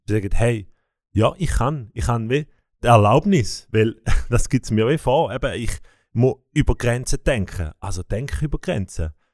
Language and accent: German; Bern, Switzerland; mich als Berner